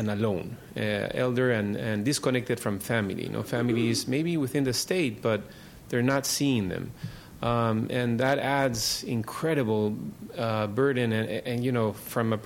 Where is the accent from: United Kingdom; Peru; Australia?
Peru; moved away as an adult; now in San Francisco, United States; I grew up in Peru